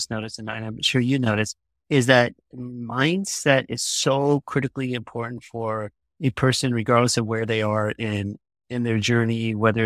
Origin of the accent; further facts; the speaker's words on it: Midwest, United States; moved away as an adult; also born or lived in Virginia / St. Louis, Missouri / New York; now in Orange County, United States; I grew up in the Midwest